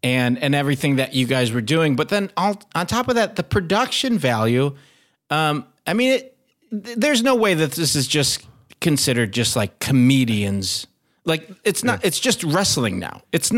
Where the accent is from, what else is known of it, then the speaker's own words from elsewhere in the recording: Philippines; Because I'm Filipino.